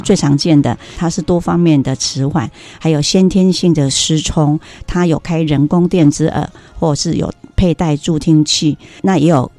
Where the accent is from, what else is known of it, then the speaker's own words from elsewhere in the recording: Chiayi County, Taiwan; also born or lived in Kaohsiung; 我是嘉义人